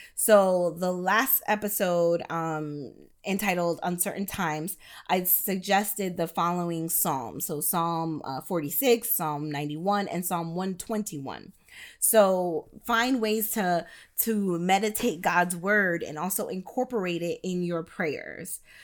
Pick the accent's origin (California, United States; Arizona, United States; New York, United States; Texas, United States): New York, United States; now in Florida, United States; I do reside in the state of Florida, but I was born in New York and most of my family is still there